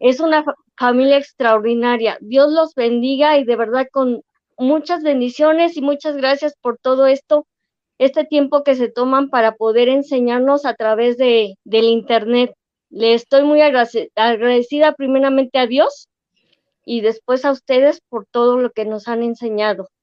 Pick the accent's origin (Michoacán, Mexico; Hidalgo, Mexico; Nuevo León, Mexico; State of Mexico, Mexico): State of Mexico, Mexico; Ecatepec; soy de San Cristóbal Ecatepec